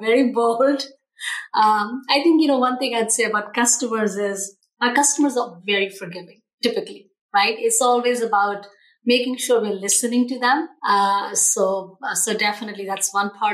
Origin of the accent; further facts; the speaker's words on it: India; also born or lived in Australia / Chicago, United States; now in Seattle, United States; born in India, lived in Australia for over 10 years before moving to the United States.